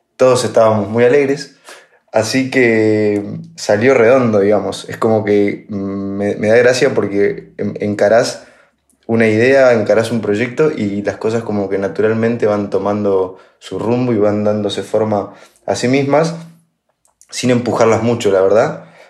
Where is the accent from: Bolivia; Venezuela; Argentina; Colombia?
Argentina; La Pampa; moved away as an adult; also born or lived in Buenos Aires; yo ya me crié en La Pampa